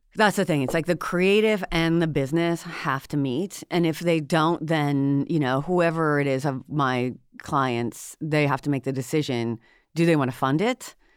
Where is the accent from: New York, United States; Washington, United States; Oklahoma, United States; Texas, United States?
Washington, United States; moved away as an adult; I'm from Washington State originally, and I came out to the East Coast to go to law school at Cornell